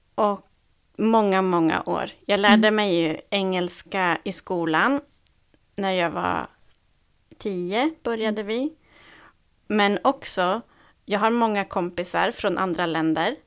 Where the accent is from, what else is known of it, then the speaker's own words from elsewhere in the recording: Sweden; vi som är svenskar